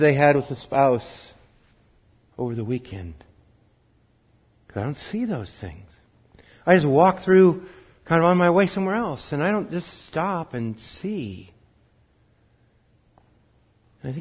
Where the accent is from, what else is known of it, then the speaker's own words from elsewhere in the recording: Wheatland County, Montana, United States; I grew up in Wheatland County, and the school that was closest to us, our rivals in football, their mascot was the sheep herders